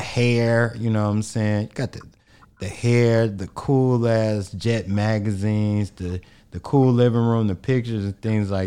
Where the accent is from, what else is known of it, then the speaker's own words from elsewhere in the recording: Chicago, Illinois, United States; we grew up in Chicago, we grew up with the Doug Banks and the Tom Joyners before they was national